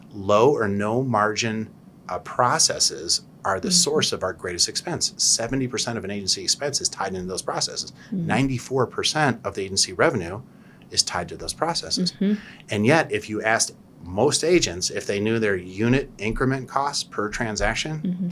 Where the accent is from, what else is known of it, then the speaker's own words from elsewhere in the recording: Cleveland, Ohio, United States; I'm Polish from Cleveland